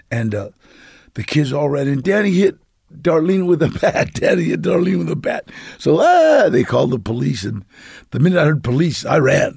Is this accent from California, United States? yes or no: yes; Los Angeles, California, United States; my family was, uh, lived on Temple S, uh, Street.